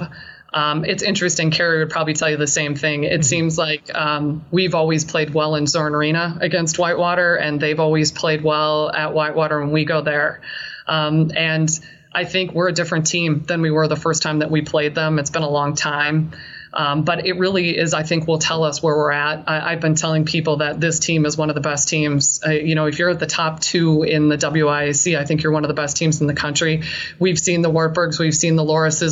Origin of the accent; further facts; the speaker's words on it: St. Paul, Minnesota, United States; also born or lived in Laramie, Wyoming; I'm from St. Paul originally